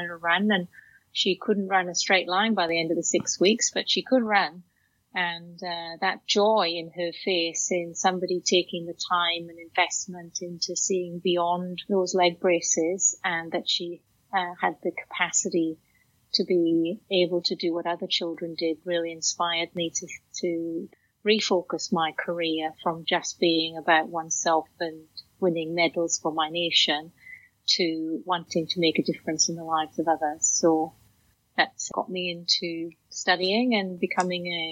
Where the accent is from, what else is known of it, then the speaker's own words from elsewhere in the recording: Wales, United Kingdom; I grew up in Wales in a working class family